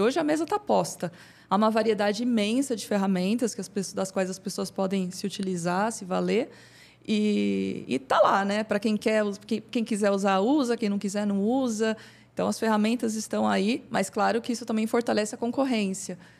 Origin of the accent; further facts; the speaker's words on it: São Bernardo do Campo, São Paulo, Brazil; eu sou natural de São Bernardo.